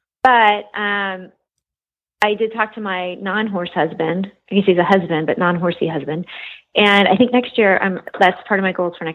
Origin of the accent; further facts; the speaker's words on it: South Miami, Florida, United States; also born or lived in Memphis, Tennessee; I rode horses, but I grew up like in South Miami and in Memphis.